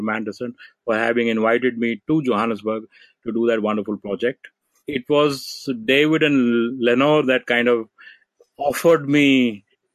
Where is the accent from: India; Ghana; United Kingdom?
India; I come from India